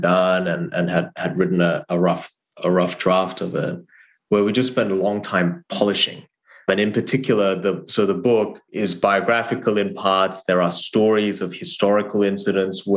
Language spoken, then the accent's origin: English; Australia; born or raised there; English is a second language; moved away as an adult; also born or lived in South Korea / Harvard